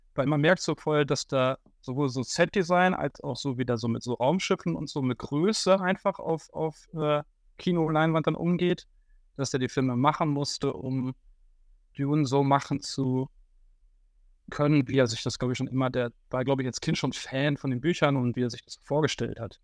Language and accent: German; Haltern am See, North Rhine-Westphalia, Germany; in meinem Heimatdorf Altern am See und damals noch Altern